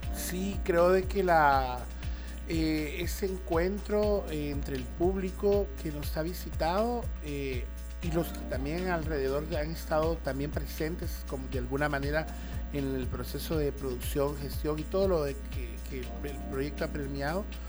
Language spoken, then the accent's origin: Spanish; El Salvador